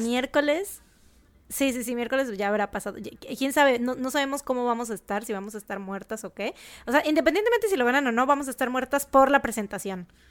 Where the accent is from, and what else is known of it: Mexico